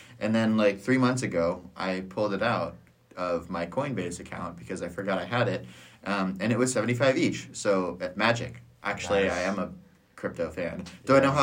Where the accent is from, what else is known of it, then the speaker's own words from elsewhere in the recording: Ohio, United States; I'm from Ohio